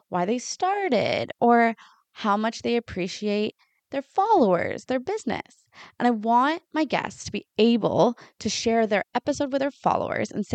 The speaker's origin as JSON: {"language": "English", "town": "Lion's Head", "region": "Ontario", "country": "Canada", "tie": "born or raised there", "also_born_or_lived": "Sauble Beach, Bruce County", "said": "I grew up in Lion's Head, about an hour north of where I live now"}